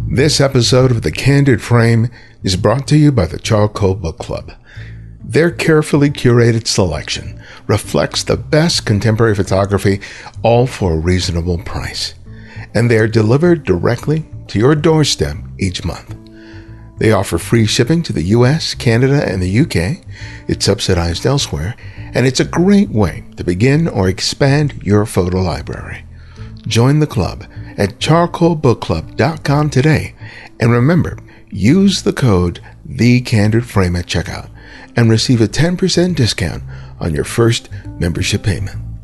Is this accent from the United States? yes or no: yes; Los Angeles, California, United States; I grew up in Los Angeles, the home of Hollywood